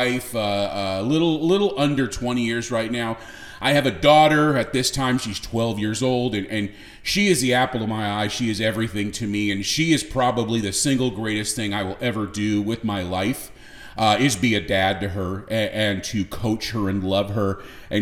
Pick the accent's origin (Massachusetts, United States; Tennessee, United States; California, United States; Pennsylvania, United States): California, United States; Southern; now in Texas, United States; I was born and raised in Southern California